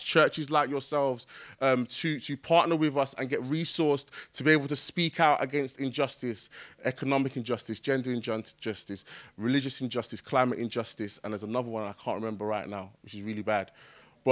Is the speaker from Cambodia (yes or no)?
no; Jamaica; I'm Jamaican